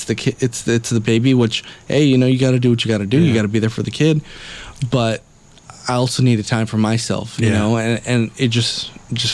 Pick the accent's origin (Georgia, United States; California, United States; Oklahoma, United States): California, United States; Los Angeles; two fucking people from L.A.